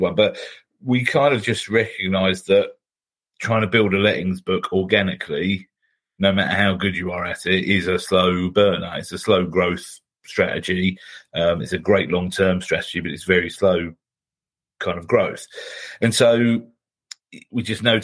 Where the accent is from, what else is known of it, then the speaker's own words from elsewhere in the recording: United Kingdom; we're British